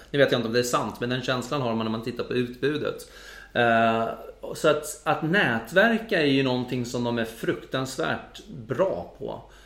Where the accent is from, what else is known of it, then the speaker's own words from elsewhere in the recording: Sweden; som svensk